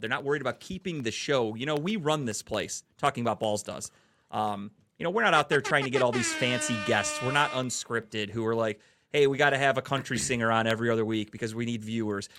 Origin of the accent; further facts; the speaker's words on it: Cleveland, Ohio, United States; I'm from, we're from Cleveland